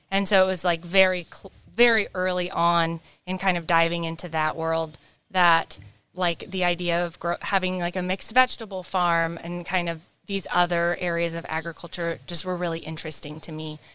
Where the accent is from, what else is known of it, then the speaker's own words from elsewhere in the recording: Whatcom County, Washington, United States; I grew up in Whatcom County.